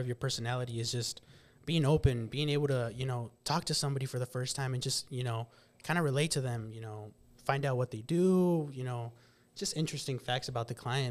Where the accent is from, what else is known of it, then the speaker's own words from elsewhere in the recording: West Point, Nebraska, United States; grew up, born and raised in West Point, Nebraska.